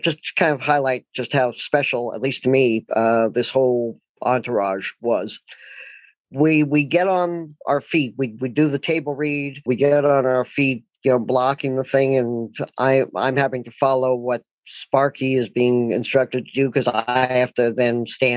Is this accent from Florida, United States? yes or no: no; Portland, Oregon, United States; I'm from Portland, Oregon